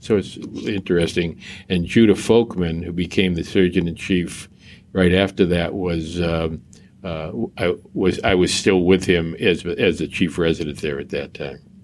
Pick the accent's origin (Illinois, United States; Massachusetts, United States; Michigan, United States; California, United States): Massachusetts, United States; Boston; I grew up in Mattapan uh, and uh, Dorchester in Boston.